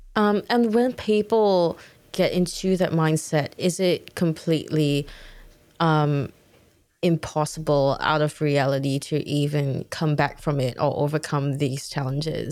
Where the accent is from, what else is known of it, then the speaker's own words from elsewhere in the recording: Singapore; I'm from Singapore